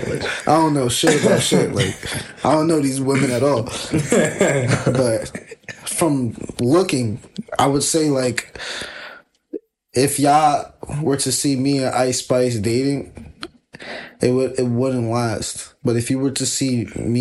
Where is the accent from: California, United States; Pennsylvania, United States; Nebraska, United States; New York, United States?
New York, United States; New York City; I'm from the Bronx.